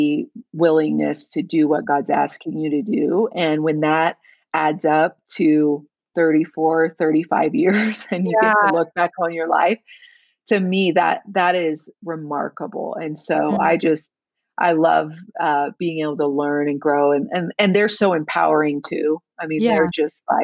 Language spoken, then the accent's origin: English; Texas, United States; now in Colorado Springs, United States; I was born and raised in Texas, but I've lived in Colorado for 13 years